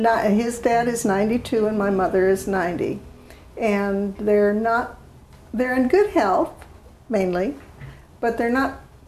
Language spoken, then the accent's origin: English; Duluth, Minnesota, United States; now in Oklahoma City, United States; I was born and raised in Duluth, Minnesota. And my father moved down here because there was more work down here for him.